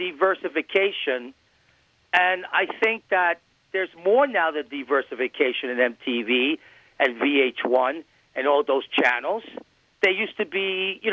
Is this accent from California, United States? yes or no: no; New York City, New York, United States; I grew up in New York City where the population is everything